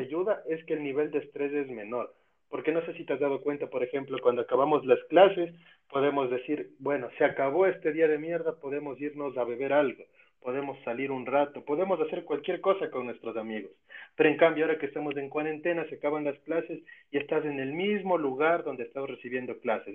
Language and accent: Spanish; Ecuador